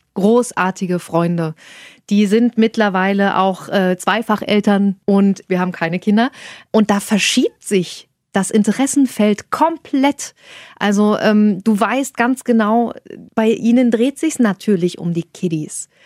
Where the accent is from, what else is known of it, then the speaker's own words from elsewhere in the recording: Saxony-Anhalt, Germany; moved away as an adult; now in Hanover, Germany; Ich komme aus Sachsen-Anhalt.